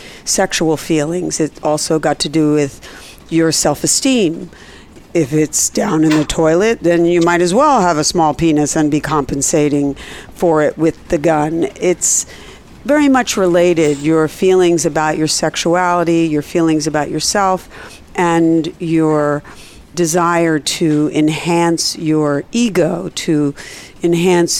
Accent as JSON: {"language": "English", "region": "Pennsylvania", "country": "United States", "tie": "born or raised there", "moved": "yes", "said": "Pennsylvania, my home state"}